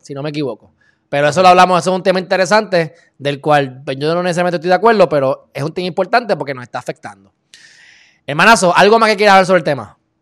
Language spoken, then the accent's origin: Spanish; Puerto Rico; en el caso de Puerto Rico, que es un sitio muy rico en derecho y hasta más complejo porque tenemos dos influencias